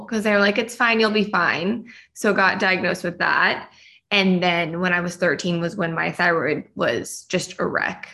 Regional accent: Shingle Springs, California, United States; also born or lived in Bay Area, California; I grew up in Shingle Springs, California, which is a small little town up in the foothills on your way to Lake Tahoe. I lived there from the time of birth to 15 years old and then moved to the Bay Area

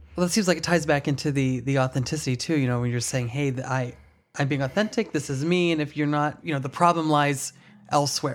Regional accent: Ohio, United States; now in New York City, United States; back in my hometown

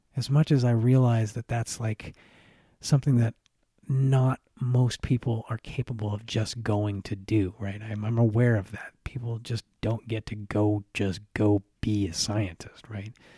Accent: United States; I grew up in America.

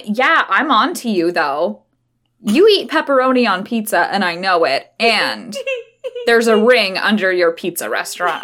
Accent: Idaho, United States; we grew up in Idaho

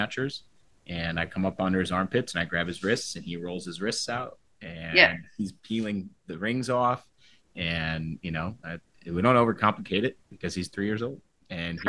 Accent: Midwest, United States; moved away as an adult; also born or lived in New Jersey / New York City; As a Midwesterner moving to New Jersey

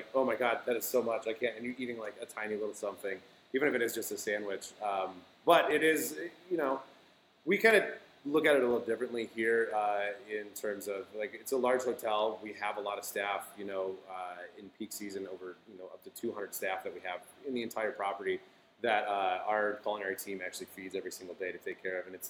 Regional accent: Flint, Michigan, United States; moved away; I'm from the Midwest. I, you know, was originally from Flint

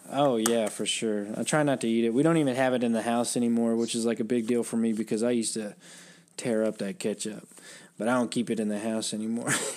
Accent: United States; I'm American

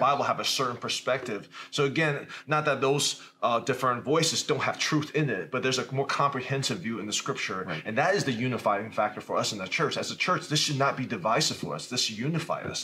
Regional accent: Richmond, Virginia, United States; also born or lived in Taiwan; now in Valparaiso, United States; I grew up in Taiwan, but came to the United States when I was a kid. And grow, growing up in America, I grew up in Richmond, Virginia

